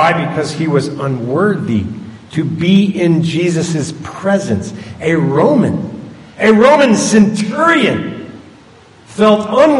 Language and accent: English; Wilmington, Delaware, United States; She's in a facility in up where I grew up in Wilmington, Delaware.